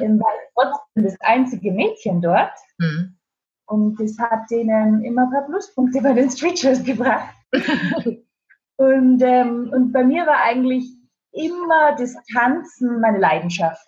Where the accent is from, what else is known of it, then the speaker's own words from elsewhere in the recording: Austria; moved away as an adult; also born or lived in Spain; now in Stuttgart, Germany; Ich dachte nie in meinem Leben, dass ich mal in Deutschland leben werde. Als Österreicherin